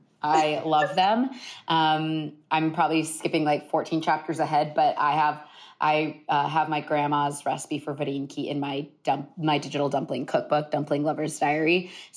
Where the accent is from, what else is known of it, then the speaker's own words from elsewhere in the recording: Columbus, Ohio, United States; growing up in Columbus, Ohio